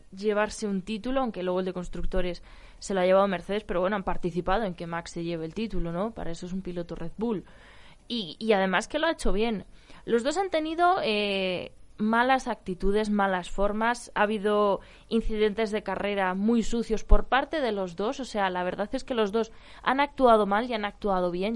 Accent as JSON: {"language": "Spanish", "town": "Ávila", "region": "Castile and León", "country": "Spain", "tie": "born or raised there", "also_born_or_lived": "Valladolid", "said": "Soy vallesoletana de nacimiento y abulense de crianza"}